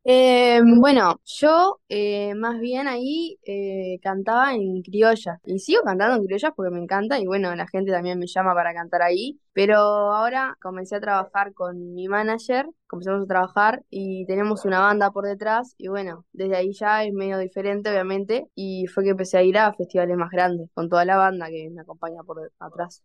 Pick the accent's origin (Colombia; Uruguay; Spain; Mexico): Uruguay; Florida; yo soy de Florida